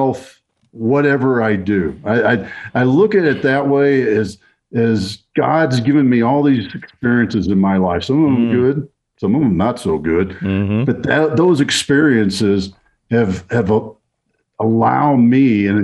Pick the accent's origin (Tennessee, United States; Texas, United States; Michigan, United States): Texas, United States; growing up in Texas